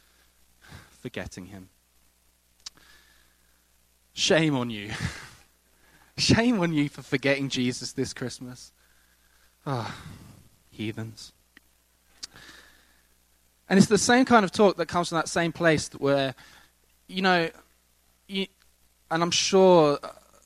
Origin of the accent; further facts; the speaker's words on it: England, United Kingdom; now in United States; I come from England